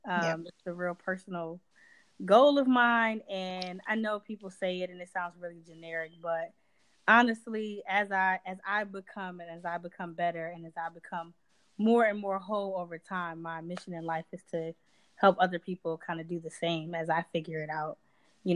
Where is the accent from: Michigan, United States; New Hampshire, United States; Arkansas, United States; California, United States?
Michigan, United States; Detroit; moved away as an adult; also born or lived in Inkster, Michigan / Florida / New York; now in New Jersey, United States; I've only lived in those two places my entire life, you know, in my entire time living and growing up in Michigan